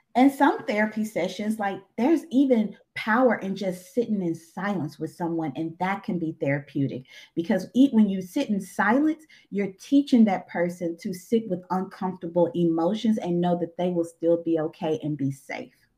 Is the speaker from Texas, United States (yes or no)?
no; Eudora, Arkansas, United States; also born or lived in Crossett, Arkansas; now in Little Rock, United States; I'm from Eudora, Arkansas